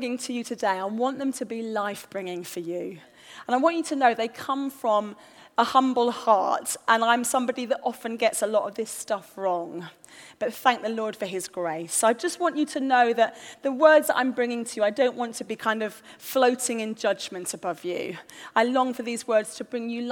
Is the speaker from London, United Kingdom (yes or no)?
yes; London, United Kingdom; we're from North London